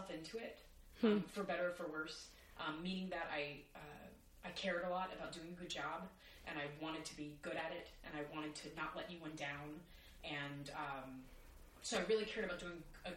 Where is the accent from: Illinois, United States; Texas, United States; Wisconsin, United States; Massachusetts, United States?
Texas, United States; now in New York, United States; I am a Texan